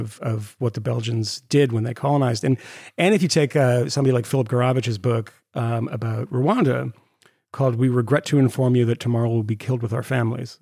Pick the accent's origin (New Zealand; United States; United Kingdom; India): United States; Concord, Massachusetts; moved away; my hometown of Concord, Massachusetts